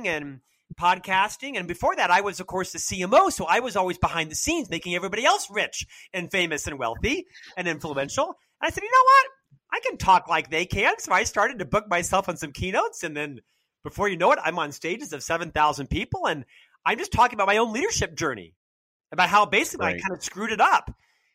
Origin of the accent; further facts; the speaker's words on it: Winter Park, Florida, United States; So I'm from Central Florida. I was born and raised in Winter Park, Florida